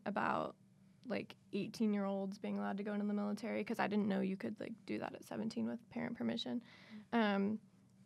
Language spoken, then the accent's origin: English; Cincinnati, Ohio, United States; when I was in high school, I'm from Cincinnati